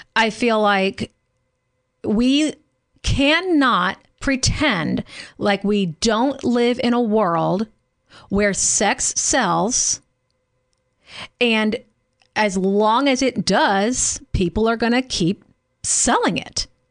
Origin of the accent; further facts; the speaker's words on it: Louisiana, United States; growing up in Louisiana